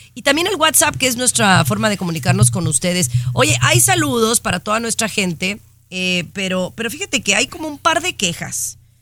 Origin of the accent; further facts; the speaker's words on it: Mexico; now in United States; Yo soy mexicana de nacimiento